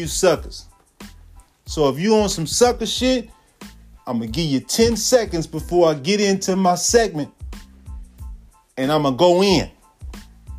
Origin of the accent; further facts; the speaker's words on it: the Bay Area, California, United States; Coming up out of the Bay, California, man. Raised in the Crest